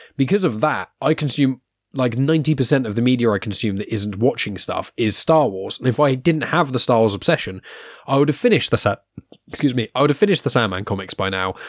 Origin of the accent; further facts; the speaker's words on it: England, United Kingdom; we're English